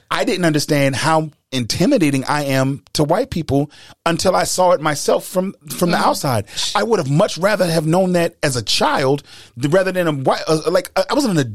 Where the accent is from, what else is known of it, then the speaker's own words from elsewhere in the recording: Charleston, South Carolina, United States; I can say that I, I used to brag about the fact growing up in Charleston with religious parents